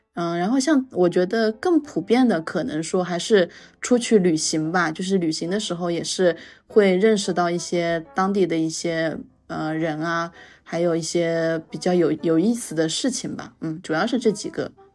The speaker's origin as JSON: {"language": "Chinese", "country": "China", "said": "我们大陆过来的学生"}